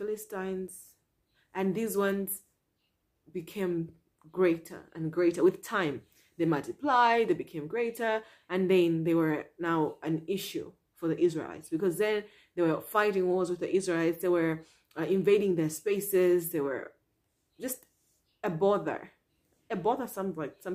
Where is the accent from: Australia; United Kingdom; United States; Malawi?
Malawi; I'm from Malawi